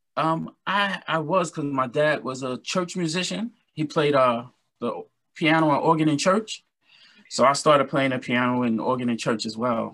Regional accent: New York City, New York, United States; now in Valley Stream, United States; I'm born and raised in Brooklyn, New York

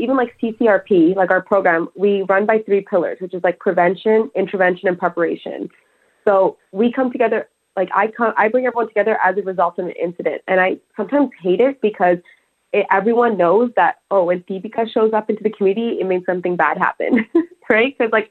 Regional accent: Toronto, Ontario, Canada; I grew up in Parkdale, and when I grew up in the 90s and early 20s in that neighborhood

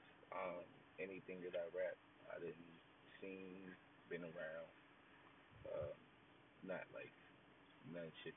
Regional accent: Philadelphia, Pennsylvania, United States; I'm from Philly. I don't really rep no hood or gang in particular. I rep the whole 215.

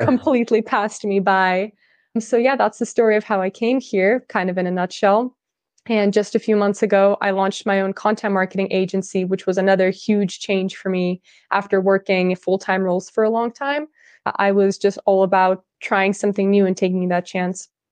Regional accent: California, United States; first language Russian; English is a second language; moved away as an adult; also born or lived in Russia / Netherlands; I'm originally from Russia. I was raised in California. I moved to the U S when I was really little for my dad's job

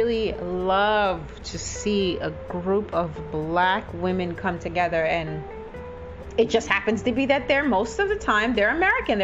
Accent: Jamaica; now in United States; I'm from a small island in the Caribbean, and I don't identify myself as that. You know, I'm very proud of where I'm from, and I'm very happy. It's Jamaica

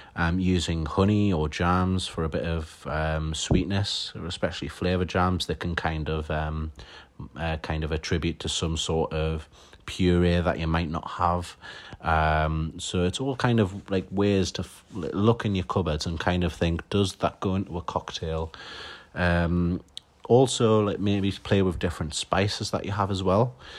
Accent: Newcastle upon Tyne, North East England, United Kingdom; I'm a mixologist from Newcastle upon Tyne

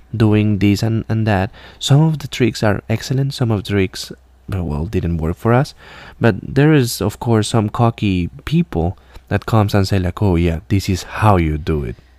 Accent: Colombia; English is a second language; moved away as an adult; now in Alabama, United States; I'm from Colombia originally, and I came to the U.S. around seven years ago

